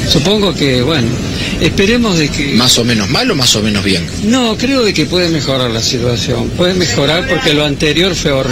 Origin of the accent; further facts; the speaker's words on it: Venezuela; como en mi país, en Venezuela, tal cual lo mismo está pasando.